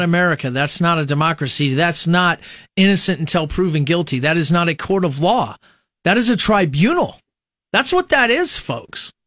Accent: Nebraska, United States; those of us who were born and raised in Nebraska

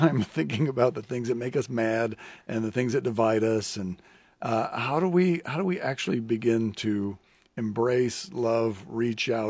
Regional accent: Lincoln, Nebraska, United States; growing up in Lincoln

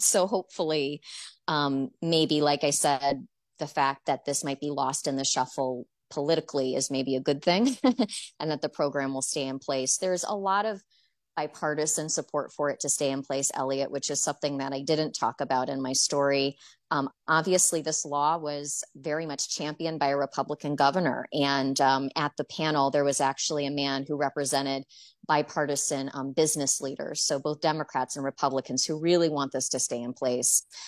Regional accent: Michigan, United States; now in Florida, United States; I'm from Michigan

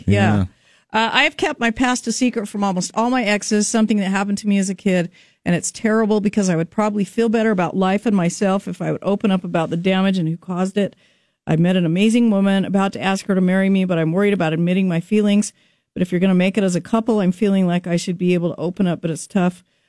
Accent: Idaho, United States; I grew up in Idaho.

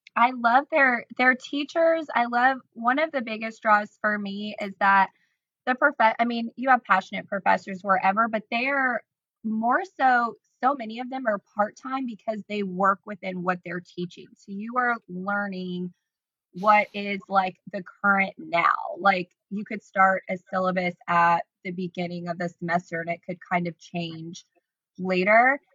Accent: Decatur, Illinois, United States; also born or lived in Chicago, Illinois; I grew up in Decatur, Illinois

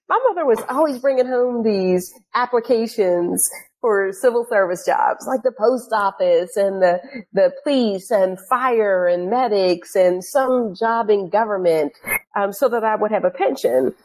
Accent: Pittsburgh, Pennsylvania, United States; moved away; So I grew up in Pittsburgh. Um, I grew up in this neighborhood called Homewood.

